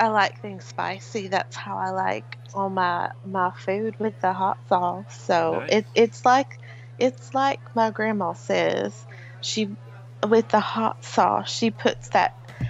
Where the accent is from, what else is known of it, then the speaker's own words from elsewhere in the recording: United States; I'm American. Yeah.